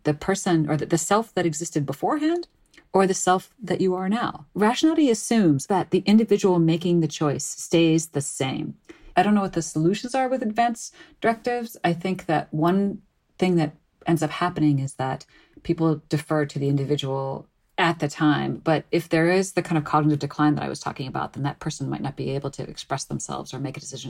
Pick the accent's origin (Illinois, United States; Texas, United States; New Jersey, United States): Illinois, United States; suburbs of Chicago; I grew up in the suburbs of Chicago